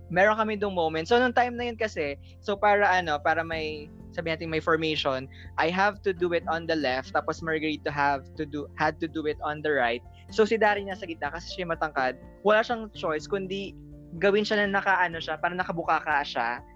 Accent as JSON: {"language": "Tagalog", "country": "Philippines", "tie": "born or raised there", "said": "I came from Quezon. Elementary, I was from ah. Quezon"}